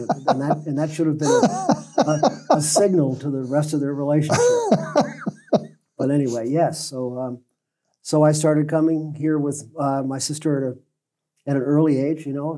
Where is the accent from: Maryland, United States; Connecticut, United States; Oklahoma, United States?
Connecticut, United States; New Canaan; born or raised there; also born or lived in New York City; now in Nantucket, United States